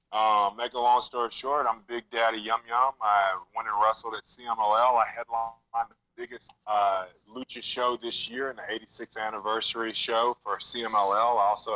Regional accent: Shreveport, Louisiana, United States; I'm from Shreveport, Louisiana, born and raised, and went to Louisiana Tech University

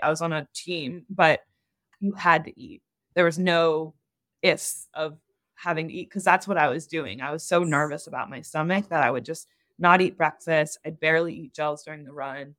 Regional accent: Ohio, United States; now in Los Angeles, United States; growing up in Ohio

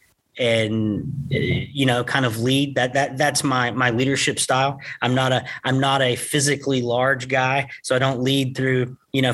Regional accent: Gainesville, Texas, United States; also born or lived in Chattanooga, Tennessee / Rockwall, Texas; We grew up here in Gainesville, Texas together

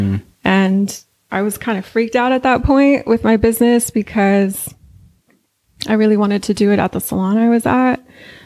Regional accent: San Francisco, California, United States; moved away as an adult; also born or lived in East Bay; I was born and raised in San Francisco

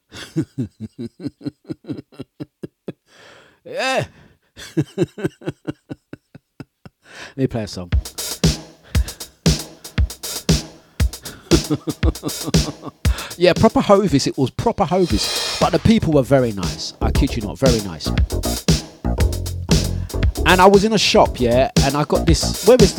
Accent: London, United Kingdom; You can tell we're from East

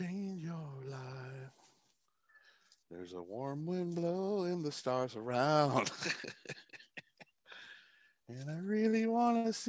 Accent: Port Huron, Michigan, United States

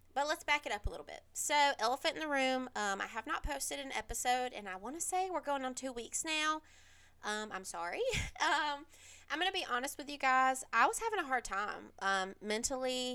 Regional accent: South Carolina, United States; I'm from South Carolina, and that is like, I'm in Greenville, South Carolina.

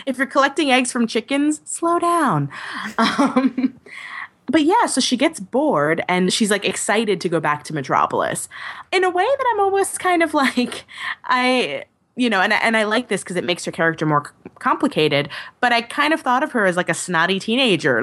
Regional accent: Long Island, New York, United States; I grew up on Long Island and it's boring as all get out.

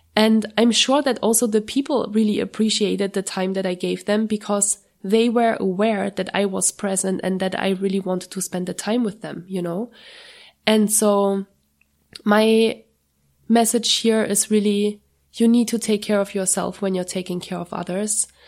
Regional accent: Germany; moved away as an adult; every time I go to Germany, it's a huge, it's a huge stressor for me a little bit because I'm usually only going once per year to, to my hometown.

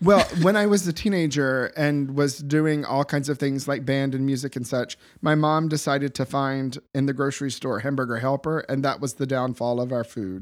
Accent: the South, United States; moved away as an adult; now in Boston, United States; grew up in the south

